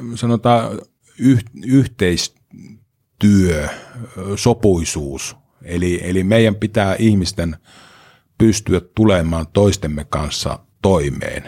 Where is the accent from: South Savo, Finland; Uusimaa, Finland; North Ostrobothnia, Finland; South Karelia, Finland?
South Savo, Finland; Pieksämäki; No olen ihan syntyperäinen pieksämäkeläinen. Vuonna 1966 on Pieksämää sairaalassa silloin synnytty.